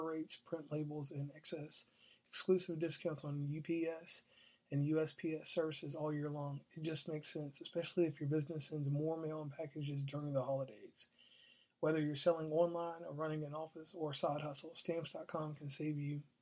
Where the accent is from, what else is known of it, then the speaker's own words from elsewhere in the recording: Lynchburg, Virginia, United States; I'm actually from Lynchburg, Virginia